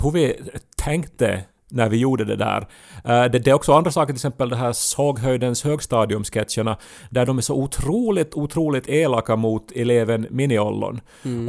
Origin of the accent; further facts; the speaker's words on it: Ostrobothnia, Finland; accent: Ostrobothnian dialect; jag har också österbottniska vänner som jag inte talar dialekt med.